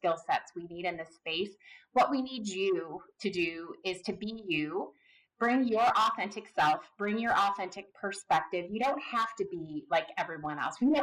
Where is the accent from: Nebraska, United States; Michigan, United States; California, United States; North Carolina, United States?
Michigan, United States; Southeast; I grew up in Southeast Michigan. I grew up around cars